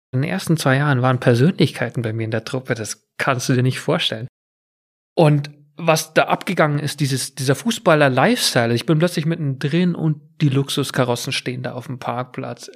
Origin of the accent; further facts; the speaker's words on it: near Munich, Bavaria, Germany; accent: Bavarian; moved away as an adult; also born or lived in England; auf einem Bauernhof in der Nähe von München groß geworden